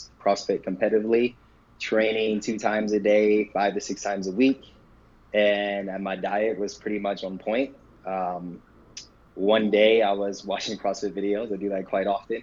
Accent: Michigan, United States; moved away as an adult; also born or lived in Boston; now in Los Angeles, United States; I grew up in Michigan

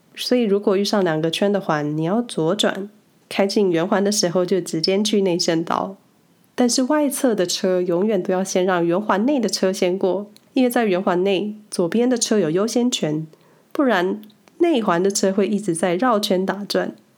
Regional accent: Taiwan; now in Switzerland; 从小在台湾莫名培养了不信任驾驶感

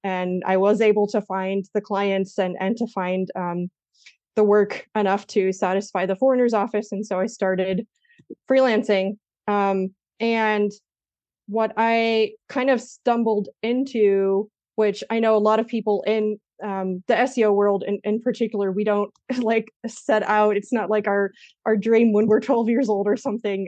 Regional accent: United States; moved away as an adult; also born or lived in Spain; now in Germany; I'm American

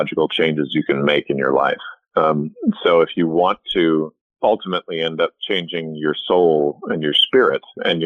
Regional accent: Southern California, United States; also born or lived in Edmonton, Alberta, Canada / Los Angeles; grew up in Southern California

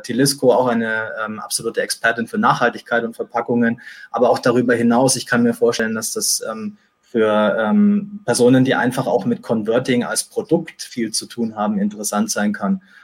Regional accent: Nuremberg, Bavaria, Germany; Ich war dann ein halbes Jahr im Studio Nürnberg, was ja auch meine Heimat ist

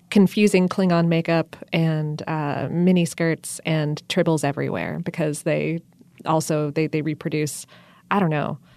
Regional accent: Florida, United States; also born or lived in the North; now in Atlanta, United States; even though I'm from South Florida and the North, I picked up the word crawfish

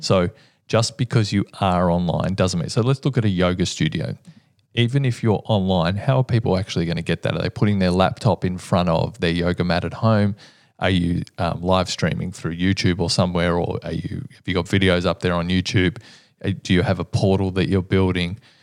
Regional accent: Melbourne, Victoria, Australia; my hometown, but we have been the most livable city for many, many years

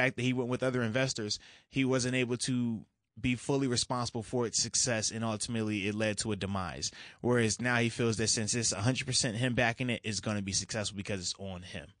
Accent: Virginia Beach, Virginia, United States; also born or lived in New York; being that I'm from the Virginia Beach area

